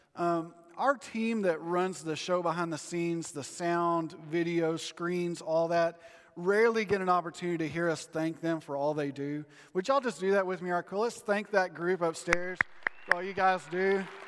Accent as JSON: {"language": "English", "country": "United States", "said": "as an American"}